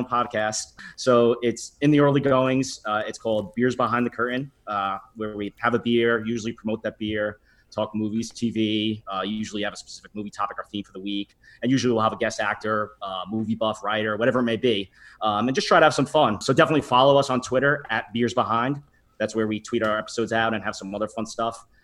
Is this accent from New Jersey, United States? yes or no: yes; Bayonne, New Jersey, United States; I'm from Bayonne, New Jersey